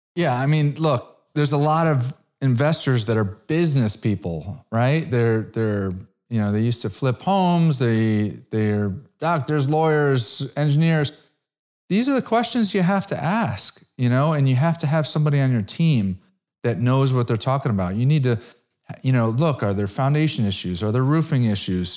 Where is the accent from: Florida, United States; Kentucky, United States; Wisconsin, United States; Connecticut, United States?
Connecticut, United States; I grew up in Connecticut